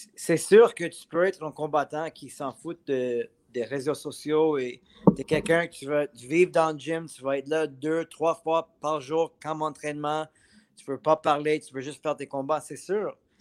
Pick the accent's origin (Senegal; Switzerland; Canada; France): Canada; Montreal, Quebec; je suis un Montréalais